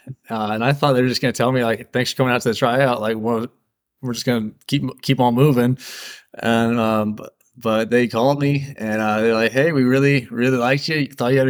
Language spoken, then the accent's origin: English; Wildwood, Missouri, United States; I'm from St. Louis. Grew up in Wildwood, that Wildwood Chesterfield area over there.